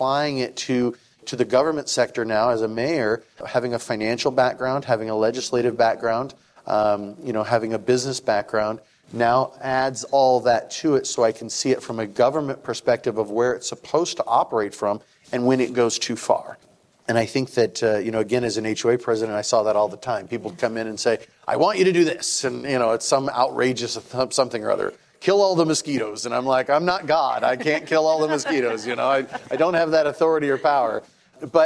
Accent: Tucson, Arizona, United States; also born or lived in Flagstaff / Houston; now in Maricopa, United States; I grew up in Tucson, went to school in Flagstaff, went to law school out in Houston, came back here, became a financial advisor

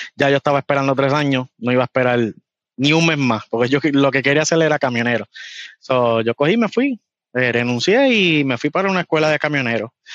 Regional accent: Puerto Rico; accent: boricua; moved away as an adult; now in United States; vengo de Puerto Rico

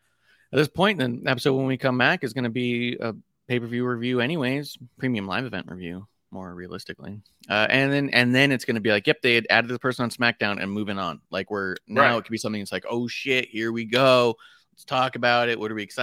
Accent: Staten Island, New York, United States; I guess I'm from Jersey. Yeah. Which, to be honest, Staten Island's much closer to Jersey than it is to New York.

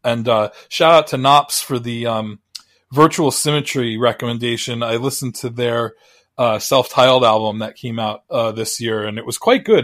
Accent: Long Island, New York, United States; growing up on Long Island.

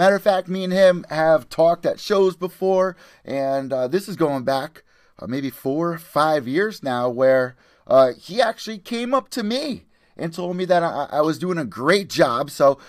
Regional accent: New Haven, Connecticut, United States; I'm from New Haven.

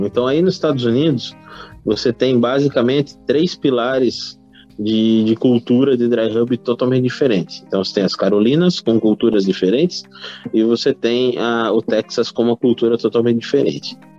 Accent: Brazil; Nós, como brasileiros, a gente sabe que a gente é um povo curioso

